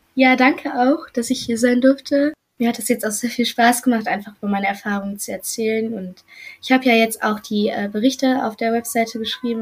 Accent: Germany; accent: German; mein deutscher Akzent ist definitiv noch da, der wird auch nicht mehr weggehen.

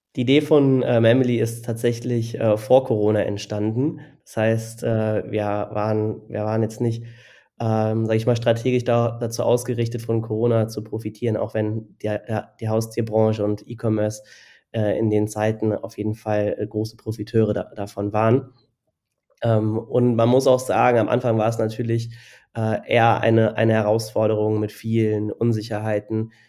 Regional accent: Cologne, North Rhine-Westphalia, Germany; now in Berlin, Germany; Ich komme ursprünglich aus Köln

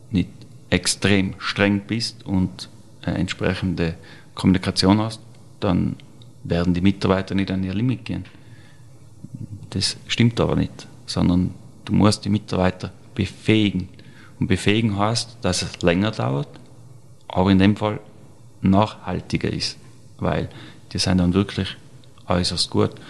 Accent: Tyrol, Austria; Mit 14 nach Wien als Tiroler, das ist ja unvorstellbar.

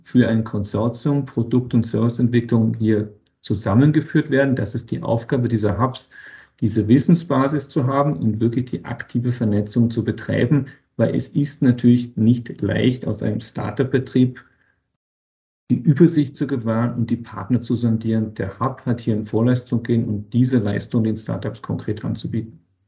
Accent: Berlin, Germany; moved away as an adult; also born or lived in Boston, United States; now in Vienna, Austria; ich komme aus Berlin, aus Deutschland, von Deutschland nach Amerika

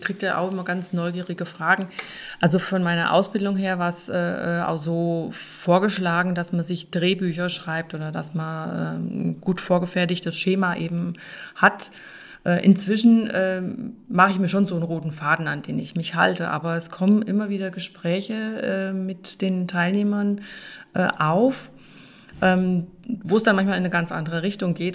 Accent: Hilders, Hesse, Germany; moved away as an adult; now in Weißbach, Germany; meinem Heimatort von Hilders

